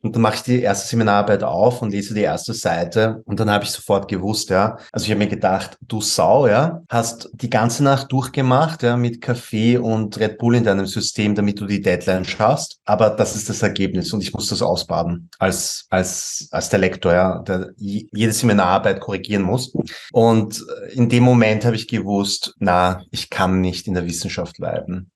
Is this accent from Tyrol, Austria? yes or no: no; Vienna, Austria; accent: Viennese dialect; ich bin in Wien geboren und aufgewachsen